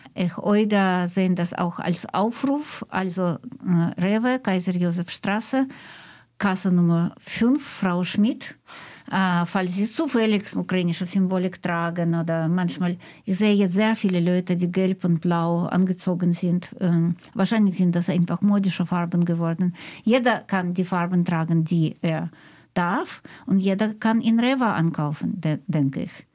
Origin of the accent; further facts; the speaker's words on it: Russia; German is a second language; now in Germany; Als Russin ähm, habe ich oder als Migrantin äh, in Deutschland lebend